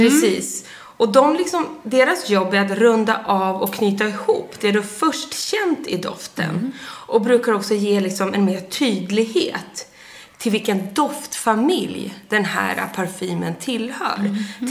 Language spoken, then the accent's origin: Swedish; Sundsvall, Västernorrland County, Sweden; moved away; när jag fyllde år uppe i Sundsvall, där jag är född